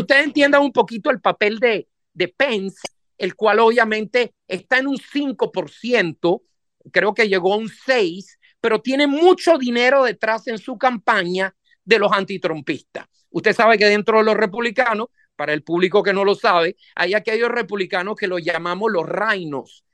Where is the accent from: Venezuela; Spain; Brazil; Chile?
Venezuela; moved away as an adult; now in United States; yo vengo de Venezuela prácticamente, soy de origen, mi familia es toda italiana, pero yo nací en Venezuela